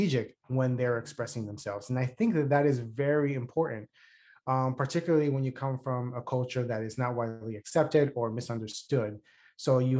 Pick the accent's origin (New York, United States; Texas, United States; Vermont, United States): New York, United States; New York City; I grew up in the South Bronx